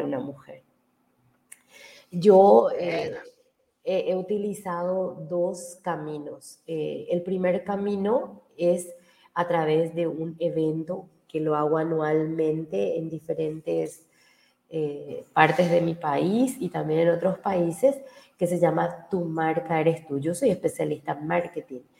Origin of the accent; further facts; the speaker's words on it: Paraguay; yo he hecho mucho trabajo eh, como paraguaya. he capacitado más de 40.000 mil personas en mi país